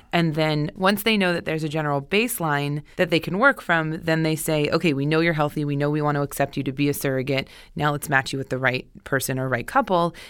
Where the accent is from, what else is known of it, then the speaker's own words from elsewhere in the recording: Pennsylvania, United States; also born or lived in Boston; now in Los Angeles, United States; Originally from Pennsylvania.